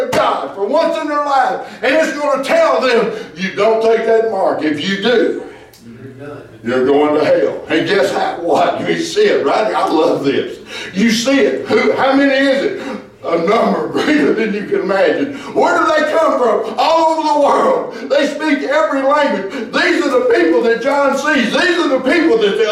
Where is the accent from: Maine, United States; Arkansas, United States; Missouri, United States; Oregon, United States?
Arkansas, United States; Ravana; I come from Ravana, Arkansas